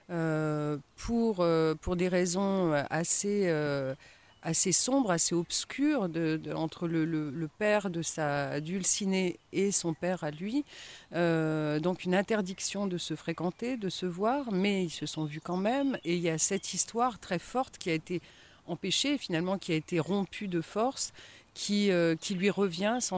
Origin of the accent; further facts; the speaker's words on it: Compiègne, Hauts-de-France, France; born there; also born or lived in Haut-Jura; Alors, moi, je suis née dans l'Oise, à Compiègne. et puis ensuite, j'ai pas mal bourlingué aussi. Donc, donc voilà, j'ai vécu 10 ans dans le Haut-Jura